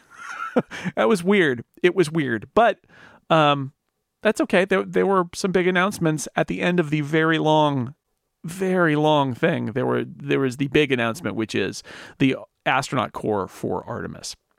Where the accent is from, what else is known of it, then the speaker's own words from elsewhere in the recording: near Sacramento, California, United States; I grew up sort of near Sacramento